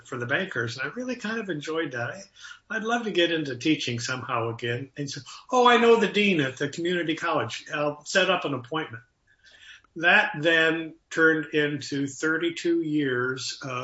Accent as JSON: {"language": "English", "town": "Waterloo", "region": "Iowa", "country": "United States", "tie": "born or raised there", "said": "I grew up in Waterloo, Iowa, and I was going to school in Iowa City"}